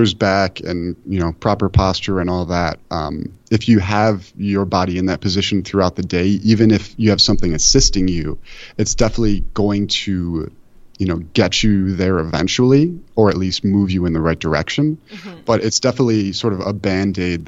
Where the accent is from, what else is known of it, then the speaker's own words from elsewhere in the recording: Buffalo, New York, United States; I'm from Buffalo where we have the worst public transit imaginable